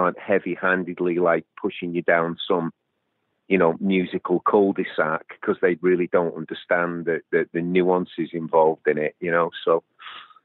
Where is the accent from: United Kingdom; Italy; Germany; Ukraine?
United Kingdom; England; moved away as an adult; also born or lived in California; we're English, me and Ian